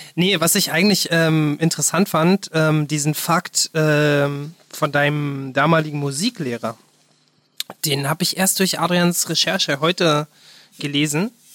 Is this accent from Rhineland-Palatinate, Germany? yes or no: no; Berlin, Germany; ich bin halt da in der Nähe vom Olympiastadion groß geworden